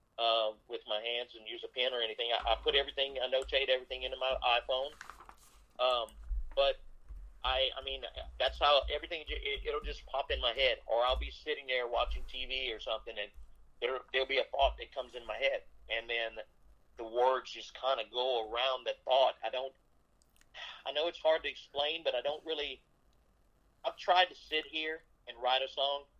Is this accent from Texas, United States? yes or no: no; South Louisiana, United States; born or raised there